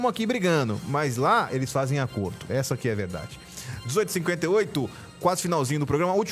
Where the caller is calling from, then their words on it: Aragarças, Goiás, Brazil; Boa noite para todos aí, eu sou de Aragaço